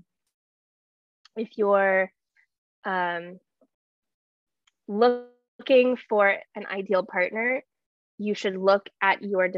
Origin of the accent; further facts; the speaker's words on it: Chicago, Illinois, United States; also born or lived in London; Chicago, where I have lived my entire life.